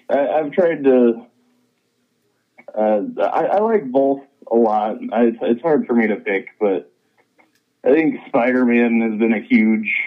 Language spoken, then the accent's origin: English; Blackfoot, Idaho, United States; moved away as an adult; now in Salt Lake City, United States; from Blackfoot, just a little bit north.